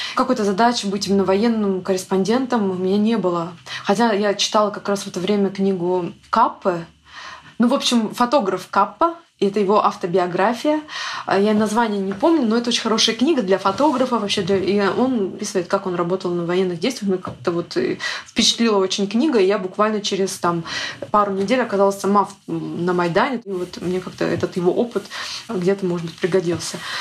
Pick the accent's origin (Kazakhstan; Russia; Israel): Russia; Nizhny Novgorod, Nizhny Novgorod Oblast; also born or lived in Yakutia; Я сама родом из Якутии, но я жила там до 4 или до 5 лет и переехала в Нижний Новгород с родителями и практически не была. То есть там все детство я выросла в Нижнем Новгороде